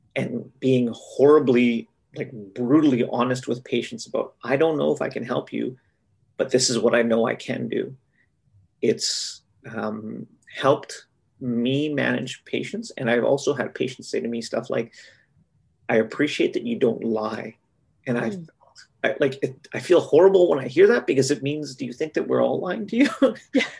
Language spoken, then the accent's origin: English; Winnipeg, Manitoba, Canada; also born or lived in Brandon, Manitoba; I'm a Manitoban born and raised.